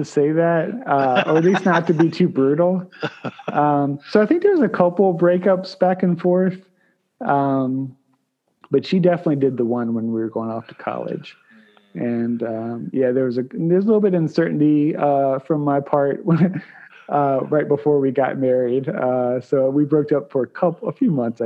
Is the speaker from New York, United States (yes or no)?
no; Williamsburg, Virginia, United States; I grew up here in Williamsburg